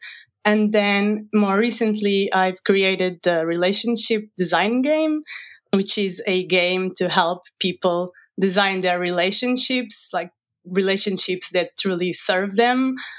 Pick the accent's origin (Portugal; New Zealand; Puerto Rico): Portugal; I am 31 years old. I'm from Portugal and I live here in the countryside.